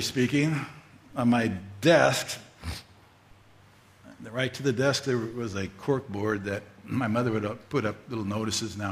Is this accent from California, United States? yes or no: yes; Fullerton, California, United States; I grew up in Fullerton, California, most of my youth years, grade school, junior high, and high school